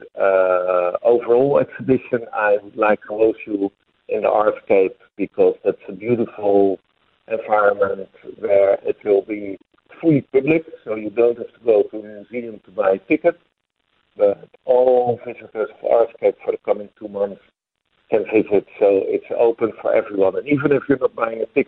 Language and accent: English; Netherlands; I'm from the Netherlands